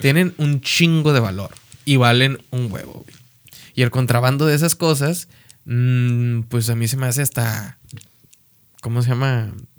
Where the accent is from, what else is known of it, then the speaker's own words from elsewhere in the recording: Mexico; siendo mexicano